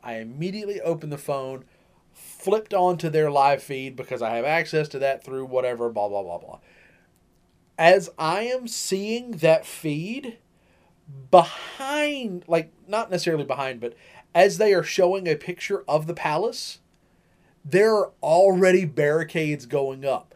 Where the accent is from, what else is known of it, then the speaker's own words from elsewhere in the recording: United States; I am an American.